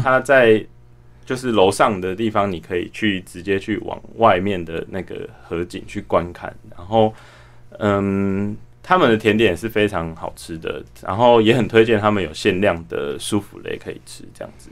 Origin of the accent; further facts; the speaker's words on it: Taipei, Taiwan; 因为我是在台北长大的小孩